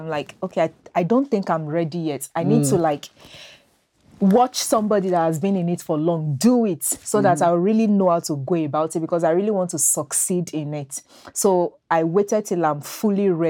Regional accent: Nigeria; moved away as an adult; my home country, Nigeria

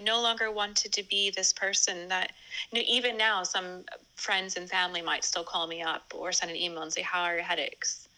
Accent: California, United States; now in England; I'm originally from California, but now I reside in England

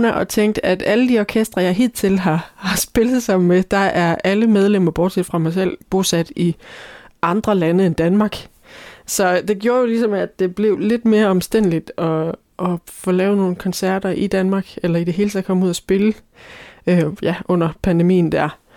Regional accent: Scotland, United Kingdom; now in Ribe, Denmark; og jeg er fra Skotland og Ribe.

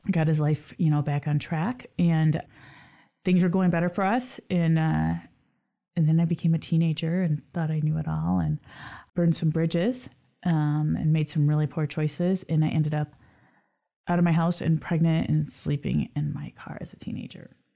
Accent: Lansing, Michigan, United States; Lansing's my hometown

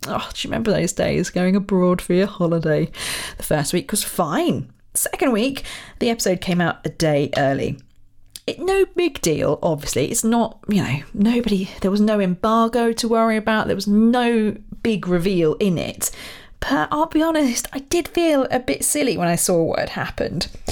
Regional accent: Royal Berkshire, South East England, United Kingdom; moved away; I'm from Royal Berkshire originally

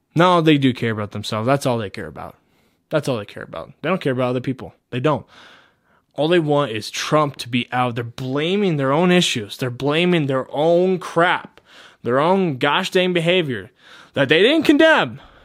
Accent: Colorado, United States; my home state

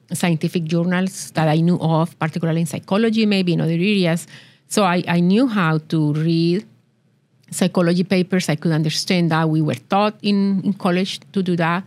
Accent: Colombia; English is a second language; moved away as an adult; now in Tulsa, United States; I was born in Colombia. I grew up in there, and I attended college

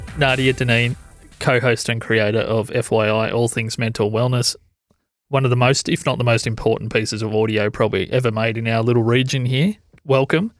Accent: Corryong, Victoria, Australia; moved away; I grew up in Coryong

